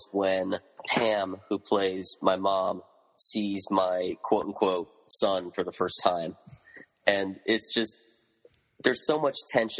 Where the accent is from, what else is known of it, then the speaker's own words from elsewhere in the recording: Northern California, United States; So I grew up in Northern California. Parents took me to New York when I was six.